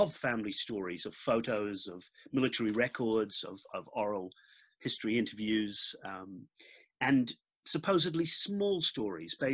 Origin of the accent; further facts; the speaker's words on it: New Zealand; also born or lived in Dublin, Ireland; as a New Zealander